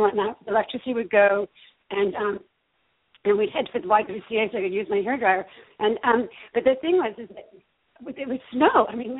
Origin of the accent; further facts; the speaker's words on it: New York, United States; also born or lived in New England; now in Southern California, United States; I'm from New York, and John and I lived in New England for quite some time